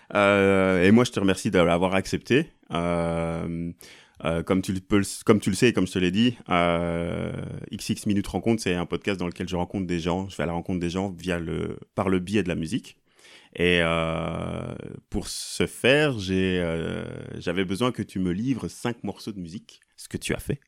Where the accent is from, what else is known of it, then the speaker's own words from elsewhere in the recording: Mons, Wallonia, Belgium; moved away; j'ai grandi à Mons